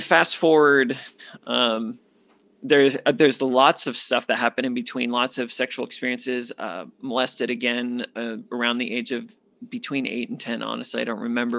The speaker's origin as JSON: {"language": "English", "town": "Phoenix", "region": "Arizona", "country": "United States", "tie": "born or raised there", "moved": "as an adult", "said": "born and raised in Phoenix, eighteen years with the same people"}